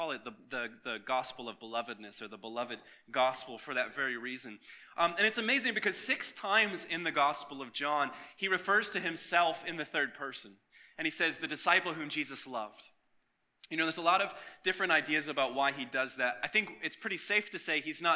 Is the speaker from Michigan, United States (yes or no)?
yes; Michigan, United States; now in Florida, United States; when I was a kid growing up in Michigan